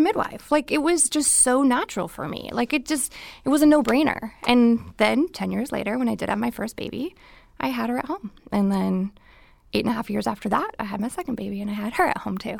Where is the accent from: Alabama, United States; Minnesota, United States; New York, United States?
Minnesota, United States; moved away as an adult; now in California, United States; I was born and raised in Minnesota